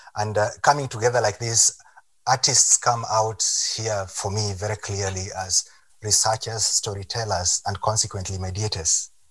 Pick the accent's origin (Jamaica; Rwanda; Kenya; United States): Kenya; I'm Kenyan. I'm from Kenya